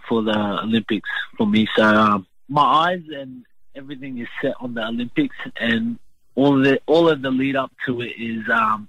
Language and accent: English; Brisbane, Queensland, Australia; also born or lived in Logan, Queensland; I grew up in Brisbane, Queensland. Not far away from Logan.